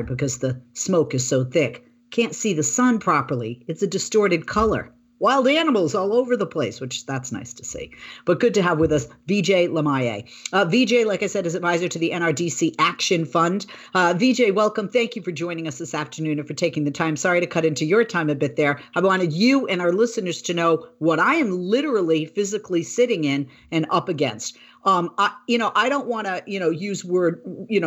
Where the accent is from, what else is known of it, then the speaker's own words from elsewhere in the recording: Boston, Massachusetts, United States; now in California, United States; when I was a little girl, I grew up in Boston